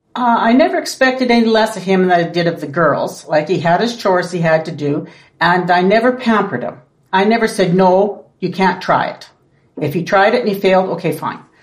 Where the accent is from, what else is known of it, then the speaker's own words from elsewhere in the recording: Craik, Saskatchewan, Canada; All our lives. Born and raised in Craik.